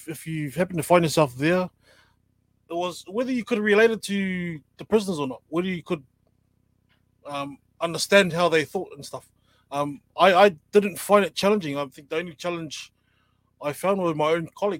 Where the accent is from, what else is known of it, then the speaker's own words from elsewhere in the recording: Auckland, New Zealand; I'm from Mangere, grew up in Mangere, Samoan